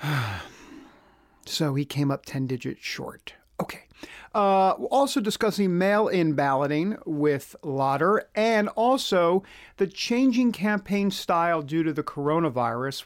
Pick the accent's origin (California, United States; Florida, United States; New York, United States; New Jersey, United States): New York, United States; I'm from New York